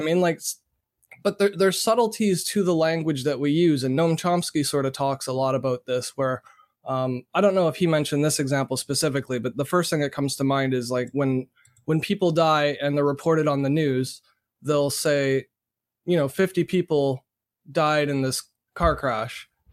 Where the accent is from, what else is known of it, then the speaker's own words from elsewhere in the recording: Canada; being born and raised in Canada